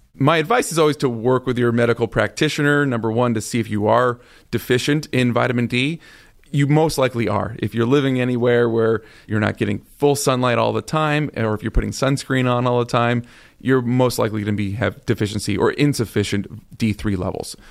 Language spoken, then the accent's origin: English; Arizona, United States; moved away; also born or lived in Las Vegas; I'm originally from Arizona, born and raised, sunshine every single day of my life. Lived in Las Vegas for nine years